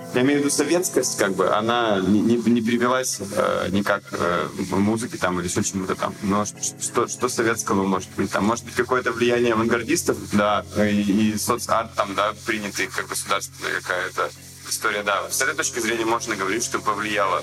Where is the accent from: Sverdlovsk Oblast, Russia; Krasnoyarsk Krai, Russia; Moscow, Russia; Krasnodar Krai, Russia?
Sverdlovsk Oblast, Russia; Yekaterinburg; я вырос в Екатеринбурге